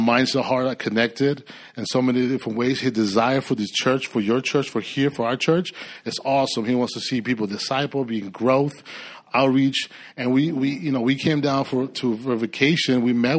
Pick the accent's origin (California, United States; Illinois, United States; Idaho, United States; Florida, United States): California, United States; now in Austin, United States; I mean, we came from Cali. And the Lord really called us, you know. My wife and I, we've been praying about moving, relocating